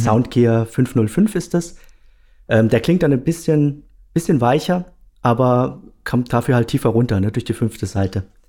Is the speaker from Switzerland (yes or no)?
no; Ludwigshafen, Rhineland-Palatinate, Germany; now in Karlsruhe, Germany; Ich komme aus Ludwigshafen, ja, ursprünglich. Wobei, mittlerweile wohne ich in ah, Karlsruhe